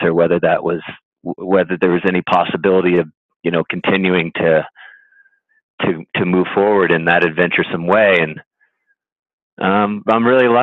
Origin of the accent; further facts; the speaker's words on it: Connecticut, United States; when I was a kid growing up in Connecticut